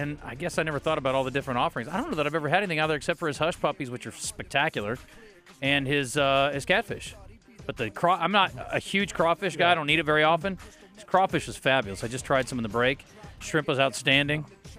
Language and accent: English; Maryland, United States; I'm from Maryland, and I know.